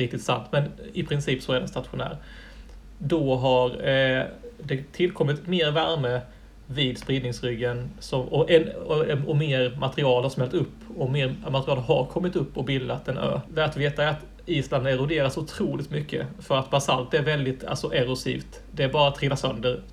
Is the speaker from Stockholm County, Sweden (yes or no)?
no; Helsingborg, Skåne, Sweden; moved away as an adult; now in Iceland; hemma i Helsingborg